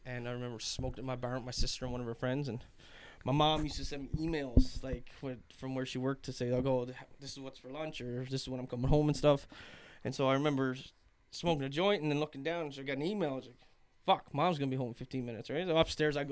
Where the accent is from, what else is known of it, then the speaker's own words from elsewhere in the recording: Glace Bay, Nova Scotia, Canada; I'm from Glace Bay, Cape Breton